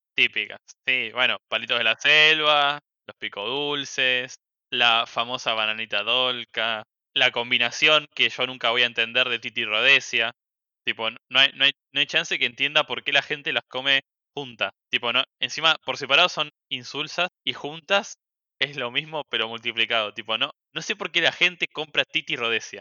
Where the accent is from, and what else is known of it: Argentina